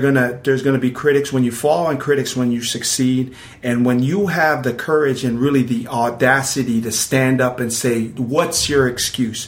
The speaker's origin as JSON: {"language": "English", "town": "Pomona", "region": "California", "country": "United States", "said": "what we call in Pomona po"}